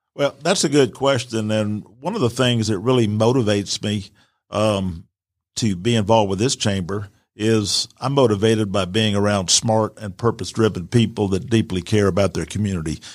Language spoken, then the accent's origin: English; Atlanta, Georgia, United States; also born or lived in Virginia; I was born in Virginia, but I grew up in Atlanta. We came here in the early sixties.